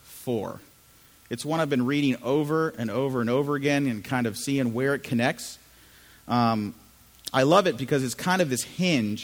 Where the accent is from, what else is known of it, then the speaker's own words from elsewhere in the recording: United States; also born or lived in Chile; I'm from Chile originally, so I grew up here in the U.S., suburbs of D.C., my whole life growing up